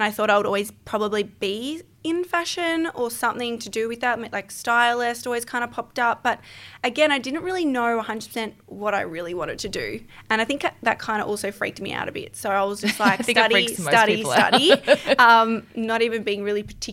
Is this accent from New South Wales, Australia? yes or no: no; Melbourne, Victoria, Australia; born and raised in Melbourne.